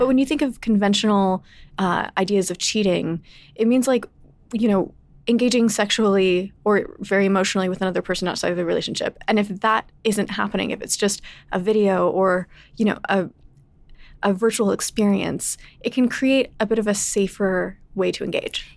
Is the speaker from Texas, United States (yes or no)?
yes; Texas, United States; I grew up in Texas.